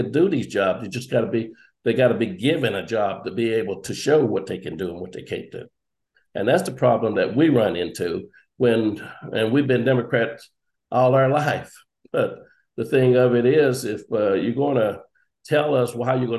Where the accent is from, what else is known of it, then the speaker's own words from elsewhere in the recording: Dickenson County, Virginia, United States; I lived in Dixon County all my life, raised in Dixon County.